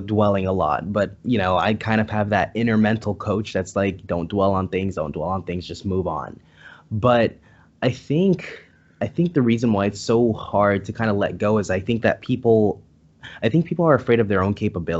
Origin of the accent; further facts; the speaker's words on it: San Diego, California, United States; I'm from San Diego, California.